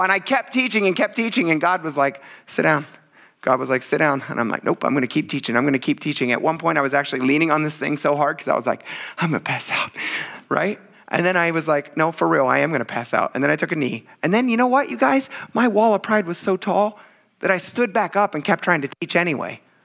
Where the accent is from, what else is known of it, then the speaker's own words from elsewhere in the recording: Pennsylvania, United States; also born or lived in western United States; now in New England, United States; I grew up in Pennsylvania